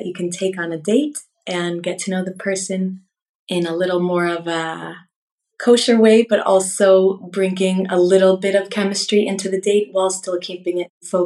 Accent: Laguna Beach, California, United States; moved away as an adult; now in Israel; I was born and raised in Laguna Beach, California, and I live in Israel

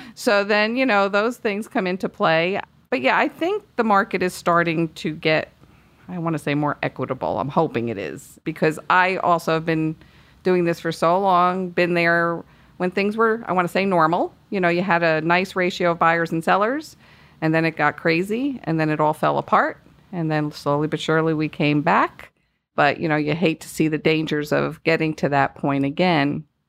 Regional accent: Northeast, United States; moved away; I am from the Northeast, if you couldn't tell by my accent

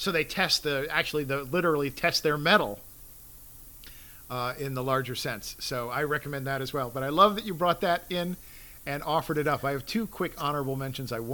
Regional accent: New York, United States; moved away; also born or lived in Midwest; having been born in New York

